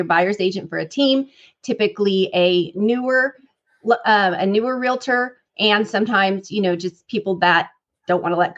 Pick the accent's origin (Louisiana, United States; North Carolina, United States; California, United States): California, United States; moved away as an adult; now in Texas, United States; I am born and raised in California.